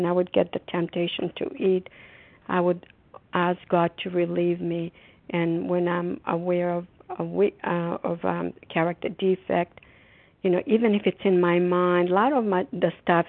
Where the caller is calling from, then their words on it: Massachusetts, United States; recovered compulsive overeater, and I'm calling from Massachusetts.